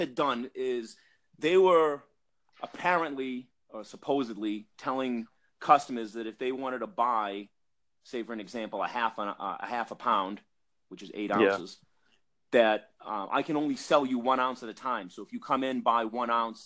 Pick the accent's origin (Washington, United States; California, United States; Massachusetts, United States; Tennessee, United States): Massachusetts, United States; Wilmington; accent: thick Boston; moved away; I'm from Massachusetts, from a town called Wilmington, Massachusetts